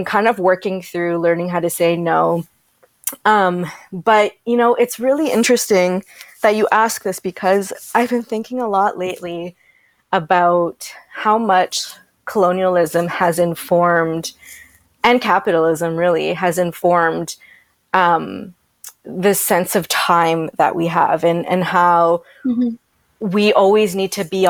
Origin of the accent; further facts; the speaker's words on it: Toronto, Ontario, Canada; moved away as an adult; now in Vancouver, Canada; I'm from Toronto / the GTA originally